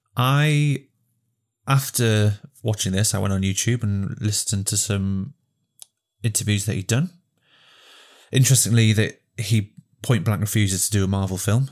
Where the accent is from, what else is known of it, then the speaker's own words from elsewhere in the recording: Welsh, Wales, United Kingdom; I connected to the landscape being Welsh